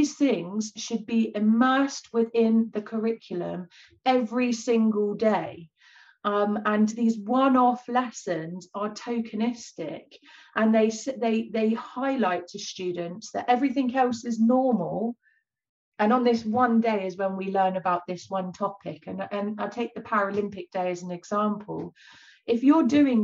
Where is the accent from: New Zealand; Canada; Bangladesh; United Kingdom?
United Kingdom; Bournemouth, South West England; moved away; also born or lived in East London; Bournemouth, where I'm, you know, I grew up